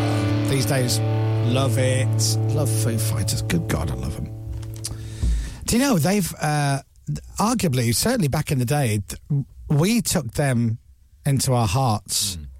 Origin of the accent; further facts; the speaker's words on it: Leeds, Yorkshire and the Humber, United Kingdom; moved away; I'm from Leeds. Leeds is cool.